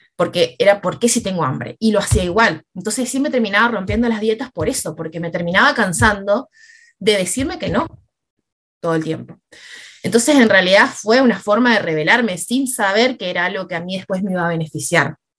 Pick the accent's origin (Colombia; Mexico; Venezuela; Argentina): Argentina; Misiones; moved away as an adult; now in Rosario, Argentina; yo ya vivía acá en Rosario, me había venido a estudiar, yo soy de Misiones